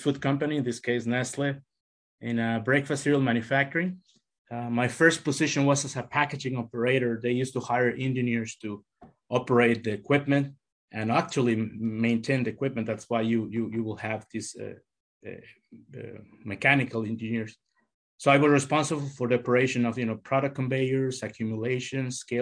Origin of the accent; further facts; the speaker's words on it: Querétaro, Mexico; moved away as an adult; also born or lived in Fremont, Michigan / Bakersfield, California / Solon, Ohio; now in United States; I grew up in a small town in central Mexico, in Querétaro State